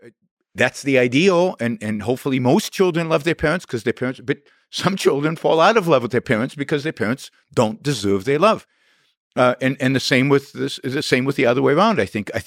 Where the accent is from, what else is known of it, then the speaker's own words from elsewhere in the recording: Israel; I grew up in Israel at a time of everything was geared towards patriotism and the state.